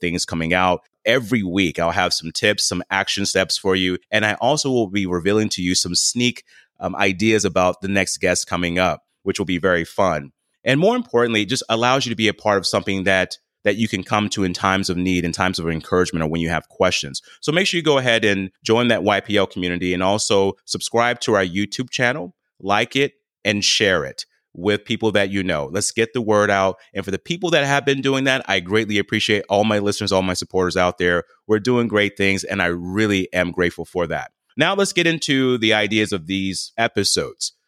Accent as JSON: {"language": "English", "region": "the South", "country": "United States", "tie": "born or raised there", "said": "I was born and raised in the South"}